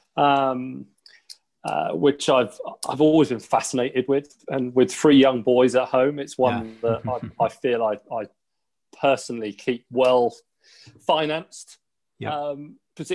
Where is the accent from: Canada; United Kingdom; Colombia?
United Kingdom; Teddington, London; also born or lived in Sunbury / Twickenham; I was brought up in Teddington, in Teddington and Sunbury, so all around this area, really.